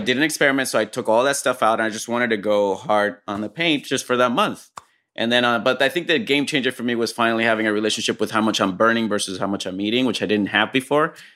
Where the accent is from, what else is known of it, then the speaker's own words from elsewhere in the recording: Puerto Rico; moved away as an adult; also born or lived in Fresno, California; I grew up in Puerto Rico